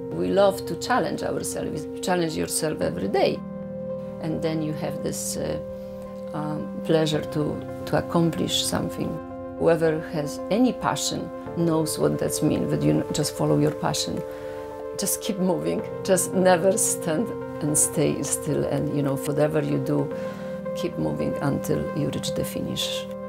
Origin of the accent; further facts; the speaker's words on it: Poland; English is a second language; moved away as an adult; now in New York, United States; I am originally from Poland. I live in New York since 1990